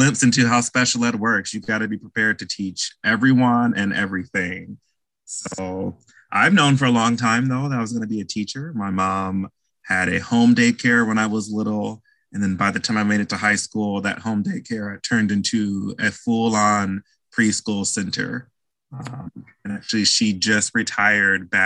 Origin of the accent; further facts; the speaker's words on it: Bloomington, Illinois, United States; I'm from Bloomington, Illinois, a little small town central of Illinois